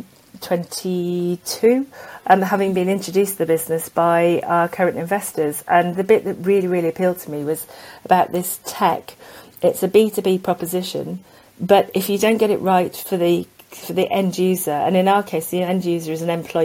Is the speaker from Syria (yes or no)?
no; South Wales, United Kingdom; I grew up in South Wales